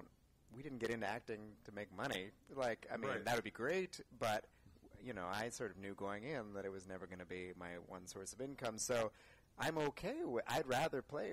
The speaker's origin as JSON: {"language": "English", "town": "Los Altos", "region": "California", "country": "United States", "tie": "born or raised there", "also_born_or_lived": "Santa Barbara, California / Orange County, California / Palo Alto, California", "said": "Pretty close to here, South Bay"}